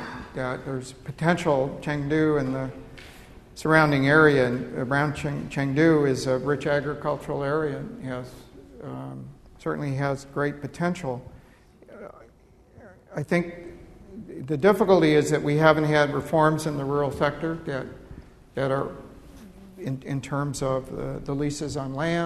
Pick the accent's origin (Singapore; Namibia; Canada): Canada; also born or lived in United States; now in United Kingdom; I'm Canadian, but I lived in the United States for some period of time